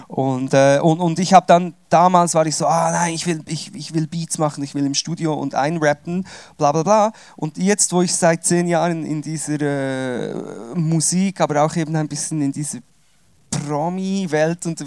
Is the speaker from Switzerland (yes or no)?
yes; Switzerland; Also ich bin Schweizer, ausgewandert und wieder zurückgewandert.